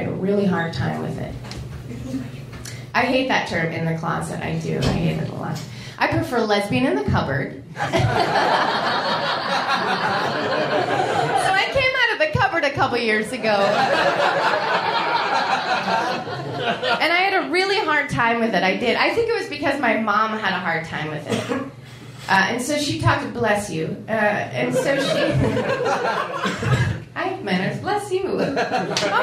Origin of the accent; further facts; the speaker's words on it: New York, United States; moved away as an adult; also born or lived in Buffalo; now in Chicago, United States; I'm from New York